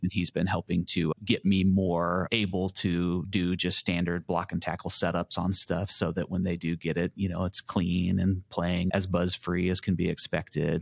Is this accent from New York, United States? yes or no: no; Lawrence, Kansas, United States; I was born and raised here in Lawrence